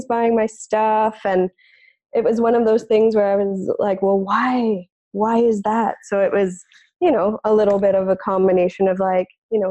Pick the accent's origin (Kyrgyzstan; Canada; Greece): Canada; Ontario; moved away as an adult; also born or lived in West Coast, Canada; I'm originally from Ontario, Canada, and I've moved out to the West Coast